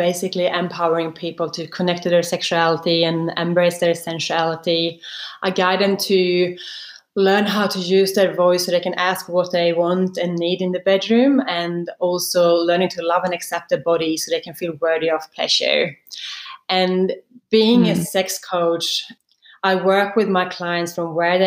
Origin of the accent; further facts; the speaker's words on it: Sweden; now in Sydney, Australia; I grew up in Sweden in a very small country town. I think it was less than 10,000 people, basically in the middle of Sweden.